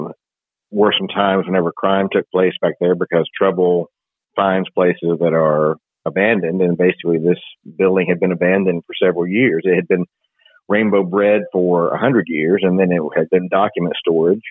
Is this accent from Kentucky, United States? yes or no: yes; Somerset, Kentucky, United States; now in Lexington, United States; I'm originally from Somerset.